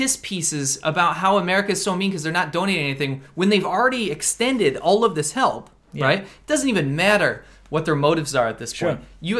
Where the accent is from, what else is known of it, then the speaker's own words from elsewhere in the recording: United States; the pride of being an American.